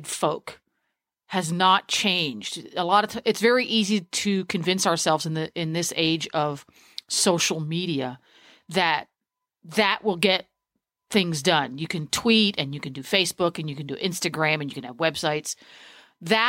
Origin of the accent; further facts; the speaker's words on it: Harrisburg, Pennsylvania, United States; I'm born and bred. That's my hometown over there